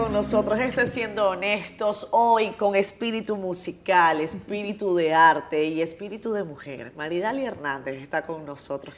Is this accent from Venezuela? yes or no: yes; Venezuela; los venezolanos veíamos a, mujeres como